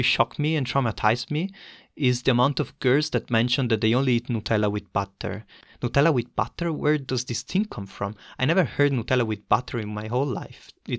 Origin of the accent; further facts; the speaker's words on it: northern Italy, Italy; moved away as an adult; now in Munich, Germany; northern Italy, where I'm from